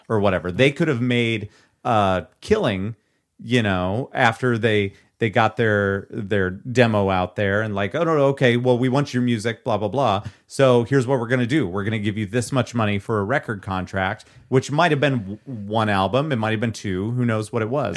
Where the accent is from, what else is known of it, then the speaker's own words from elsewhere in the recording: Nevada, Iowa, United States; filmed in my hometown, eh, hometown-ish